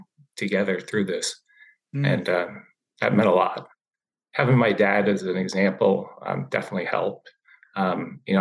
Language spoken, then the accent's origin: English; Maryland, United States; growing up in Maryland